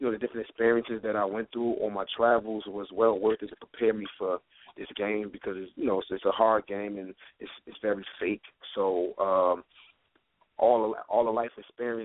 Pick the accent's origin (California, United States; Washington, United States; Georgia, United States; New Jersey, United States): New Jersey, United States; Newark; Born and raised in Newark, New Jersey.